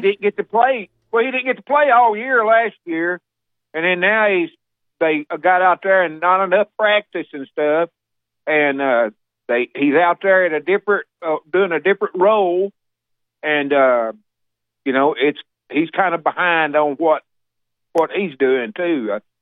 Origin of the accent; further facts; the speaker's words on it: Alabama, United States; now in Tennessee, United States; I was born and raised in Alabama.